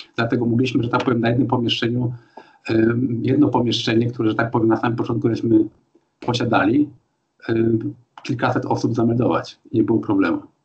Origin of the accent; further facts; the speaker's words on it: Poland; moved away as an adult; also born or lived in Sopot; now in Germany; Tak samo jak ja teraz przyjeżdżam do Polski po 30 latach